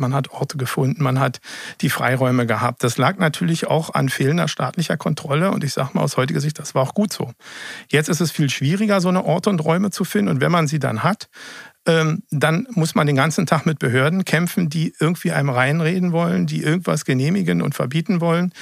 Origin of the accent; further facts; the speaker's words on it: Berlin, Germany; gebürtiger Berliner